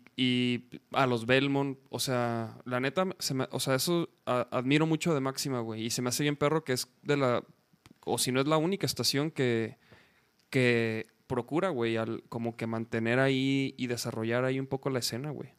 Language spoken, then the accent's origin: Spanish; Chihuahua, Mexico; moved away as an adult; now in Mexico City, Mexico; yo soy de Chihuahua, güey. A mí me tocó. Yo llegué como en el, 2007